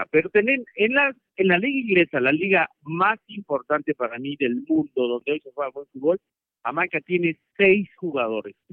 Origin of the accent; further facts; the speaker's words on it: Mexico; créeme que yo soy el mexicano más orgulloso de nuestra selección